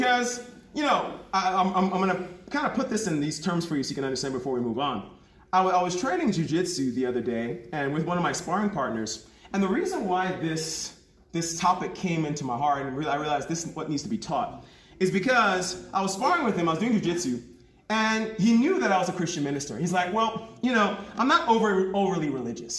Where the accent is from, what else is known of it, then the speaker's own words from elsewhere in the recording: New York, United States; moved away as an adult; also born or lived in Jamaica / Lagos, Nigeria; now in South Africa; I come from Jamaica. My family comes from Jamaica. I was born in New York.